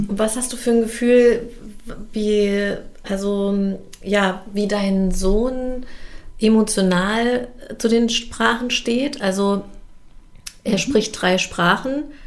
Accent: Germany; ich bin ja in Deutschland geboren und aufgewachsen

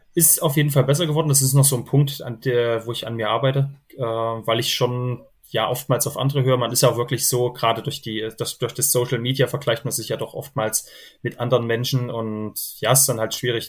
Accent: Thuringia, Germany; accent: mix of Thuringian, Saxon and Bavarian dialect influences; einem kleinen Ort in Thüringen

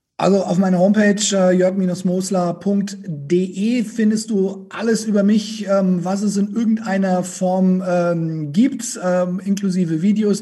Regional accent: Franconia, Bavaria, Germany; accent: Franconian; ich aus Franken komme

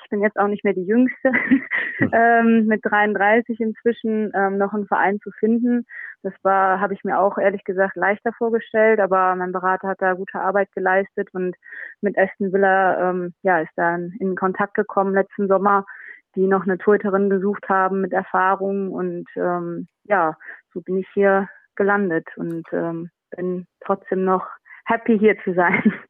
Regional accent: Düsseldorf, North Rhine-Westphalia, Germany; moved away as an adult; also born or lived in France; now in England; meine Heimat ist ja trotzdem Düsseldorf und meine Familie noch da lebt

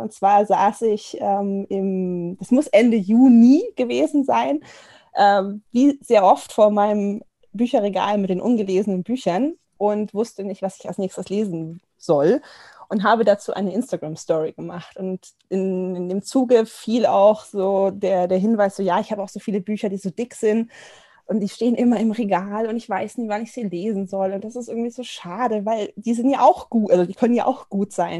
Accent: near Augsburg, Bavaria, Germany; moved away as an adult; now in Munich, Germany; komme ich gar nicht aus dem Norden, äh, sondern aus der Nähe von Augsburg und ich wohne jetzt in München seit mehreren Jahren.

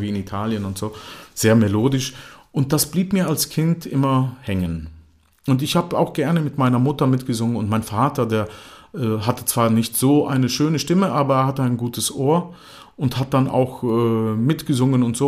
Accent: Croatia; first language German; also born or lived in Germany; ich verstand zwar alles, was meine Eltern sprachen auf Kroatisch, aber ich konnte kein Kroatisch sprechen.

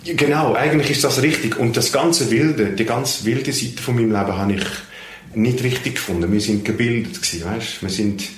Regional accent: Netherlands; first language Dutch; German is a second language; now in Switzerland; in meiner Muttersprache Holländisch

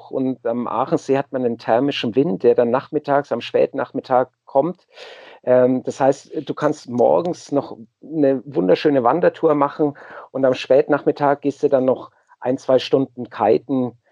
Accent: Munich, Bavaria, Germany; mir die Region um den Tegernsee äh, als Münchner ist mir das einfach zu überlaufen

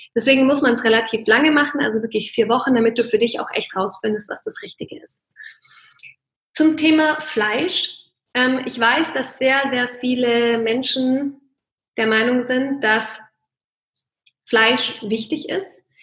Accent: Bavaria, Germany; bei uns in Bayern

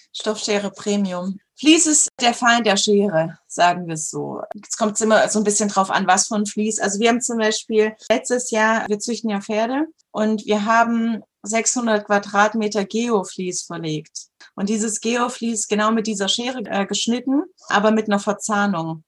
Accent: Southern Germany, Germany; ich komme aus Süddeutschland.

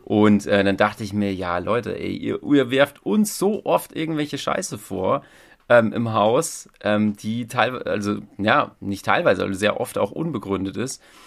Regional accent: Thuringia, Germany; moved away; Ich komme ja auch gar nicht hier so aus, aus, aus der Gegend. Ne? Ich bin ja ähm, Thüringer, wie man hören kann, oder auch nicht

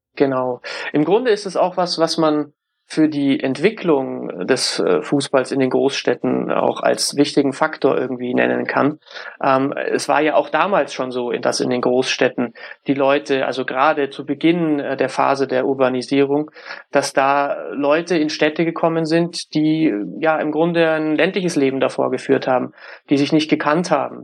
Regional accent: Munich, Bavaria, Germany; Ich komme aus München

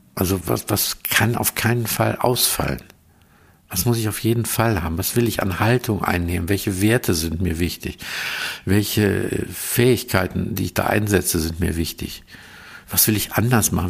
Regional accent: Aachen region, North Rhine-Westphalia, Germany; ich komme ja aus der Region von Aachen

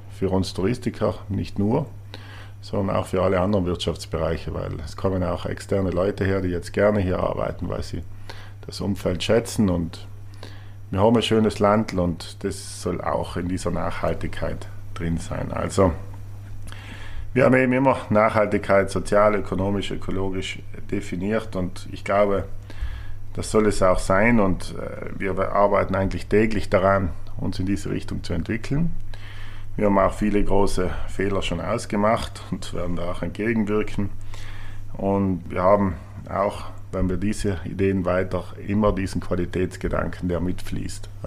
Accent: Trentino-Alto Adige, Italy; Und alles das hat er damals aufgezählt und alles war für uns selbstverständlich oder für mich als Südtiroler irgendwie.

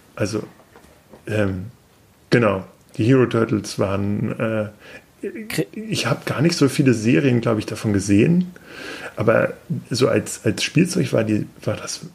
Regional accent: Peine, Lower Saxony, Germany; ich komme aus Peine, also quasi auch aus der Nähe von Hannover

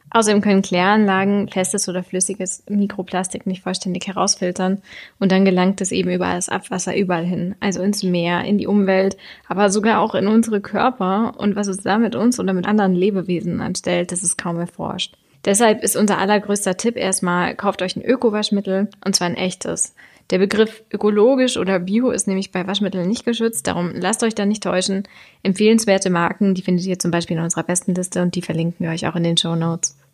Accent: Germany; bei uns in Deutschland

